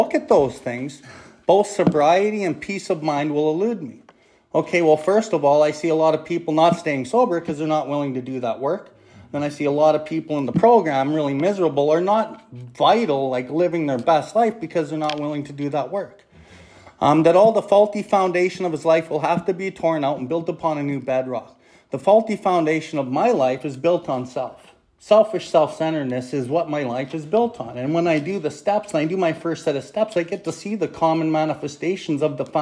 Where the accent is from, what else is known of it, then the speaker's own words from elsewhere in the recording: Calgary, Alberta, Canada; I come from Calgary.